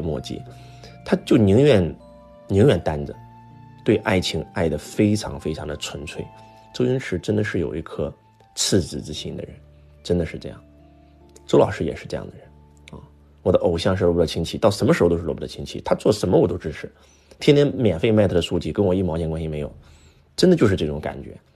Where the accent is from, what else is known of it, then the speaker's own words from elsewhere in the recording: China; 我们中国人